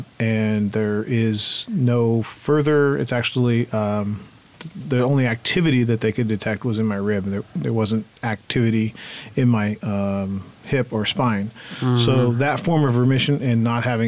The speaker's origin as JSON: {"language": "English", "town": "Fort Bragg", "region": "California", "country": "United States", "tie": "born or raised there", "also_born_or_lived": "Sacramento / Hawaii", "moved": "yes", "said": "I was raised in Fort Bragg. That's my adoptive family. I was up in the woods"}